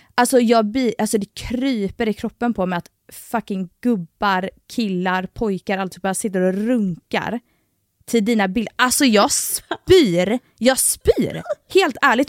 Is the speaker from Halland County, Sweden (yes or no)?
no; Gothenburg, Västra Götaland, Sweden; accent: Gothenburg dialect (göteborgska); jag tar bort min göteborgska